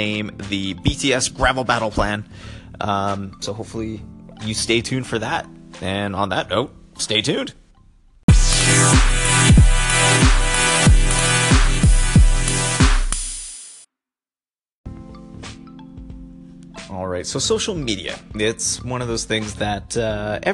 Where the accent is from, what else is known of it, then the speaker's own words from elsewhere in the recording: Canada; being Canadian and also being part of the Commonwealth of Great Britain